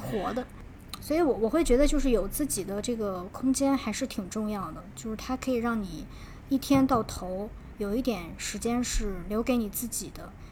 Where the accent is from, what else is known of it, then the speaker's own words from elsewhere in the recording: China; moved away; 我来自中国